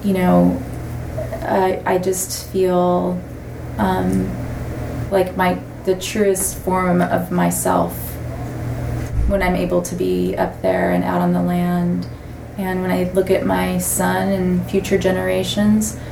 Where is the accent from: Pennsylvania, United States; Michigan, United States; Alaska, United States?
Alaska, United States; Gwich'in; also born or lived in Bethany, Israel; I was born in the Lazaria in Bethany, Israel. Which is right above the Mount of Olives. And I was not raised there. I was raised with my Gwich’in culture